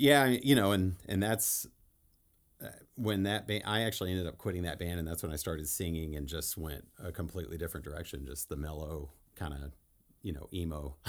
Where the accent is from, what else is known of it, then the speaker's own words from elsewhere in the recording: El Paso, Texas, United States; I grew up in El Paso. Texas.